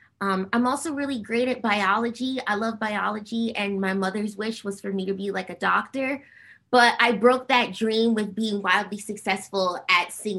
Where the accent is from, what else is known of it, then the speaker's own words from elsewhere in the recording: New Jersey, United States; also born or lived in Harlem, New York; I was born in Harlem, New York. And that's like, you know, birthplace. I ride for Harlem all day, every day. And, but I grew up in going to school in New Jersey